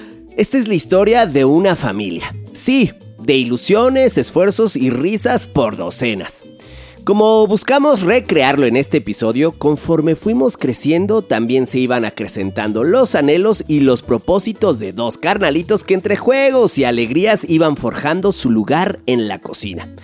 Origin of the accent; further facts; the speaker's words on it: Mexico; somos mexicanos